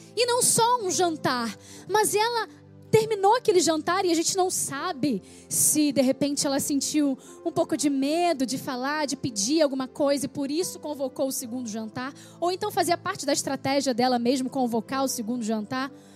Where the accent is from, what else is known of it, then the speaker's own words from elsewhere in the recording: Rio de Janeiro, Brazil; moved away; also born or lived in Petrópolis; eu vim para a cidade do Rio de Janeiro, que é a minha cidade natal, eu sou carioca